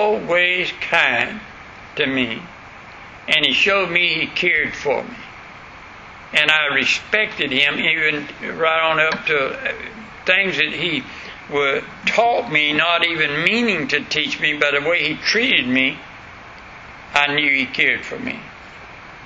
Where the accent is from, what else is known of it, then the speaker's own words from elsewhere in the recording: West Florida, United States; accent: country; I was from West Florida up in way back in the woods